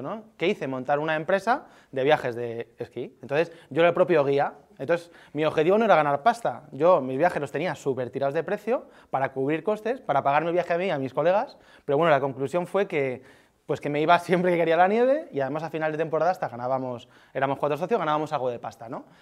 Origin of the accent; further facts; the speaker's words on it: Alicante, Valencian Community, Spain; moved away as an adult; now in Madrid, Spain; yo soy de Alicante